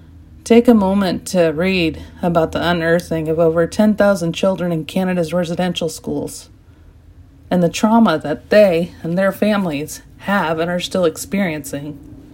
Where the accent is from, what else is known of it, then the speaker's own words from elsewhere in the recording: Wenatchee, Washington, United States; I was born in Wenatchee, Washington